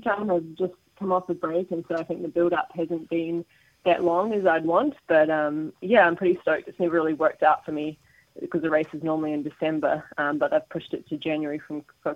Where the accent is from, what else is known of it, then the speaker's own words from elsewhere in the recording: New Zealand; also born or lived in Greymouth / Wanaka / United States / Taipei, Taiwan; growing up in New Zealand